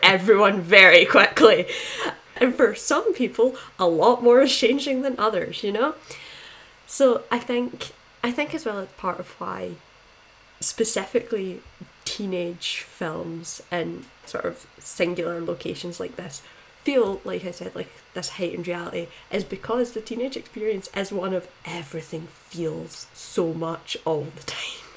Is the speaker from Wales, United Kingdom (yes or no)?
no; Scotland, United Kingdom; I'm from Scotland, obviously